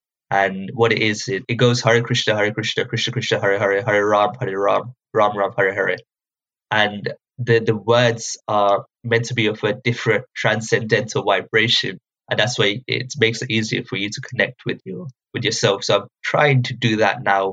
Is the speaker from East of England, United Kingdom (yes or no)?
yes; Luton, East of England, United Kingdom; when I was growing up, I'm from Luton.